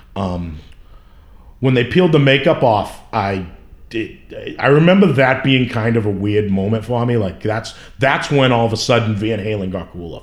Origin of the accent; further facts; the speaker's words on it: Somerville, Massachusetts, United States; I grew up in Somerville, uh, right in Union Square.